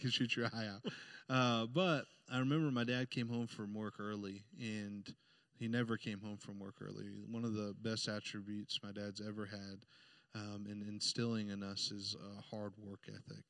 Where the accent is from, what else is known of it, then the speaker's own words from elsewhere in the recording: Indianapolis, Indiana, United States; I was born uh, in Indianapolis, downtown uh, Indiana, and and we grew up on the just the outskirts of of that city